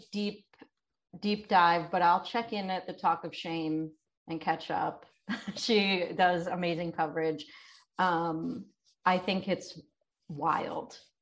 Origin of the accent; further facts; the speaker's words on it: Delaware, United States; I'm from Delaware